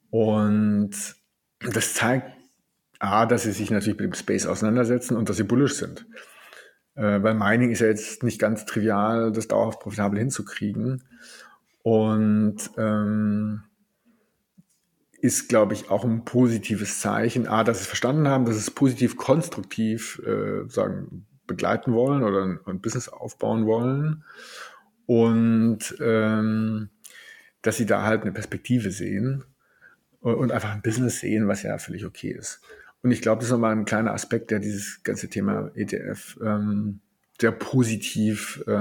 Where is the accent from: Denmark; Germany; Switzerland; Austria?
Germany; Stuttgart, Baden-Württemberg; Ich als Schwabe komme ja auch ab und zu mal auf den Gedanken, man könnte auch mal sparen.